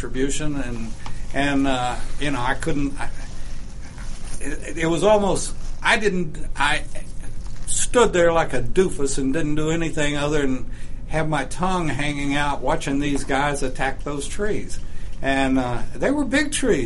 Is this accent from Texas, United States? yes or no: yes; Lubbock, Texas, United States; 1970, my hometown, Lubbock